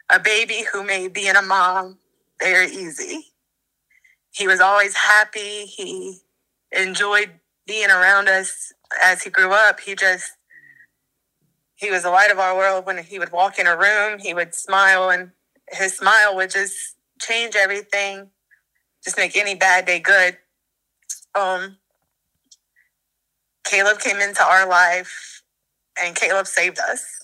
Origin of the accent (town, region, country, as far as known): Ponchatoula, Louisiana, United States